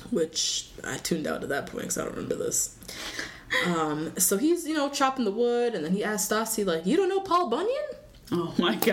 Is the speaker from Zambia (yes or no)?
yes; Zambia; I'm from Zambia.